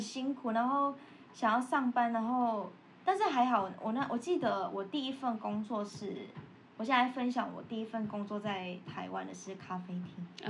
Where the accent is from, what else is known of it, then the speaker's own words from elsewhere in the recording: Malaysia; moved away as an adult; now in Taiwan; 我们是从马来西亚来台湾留学的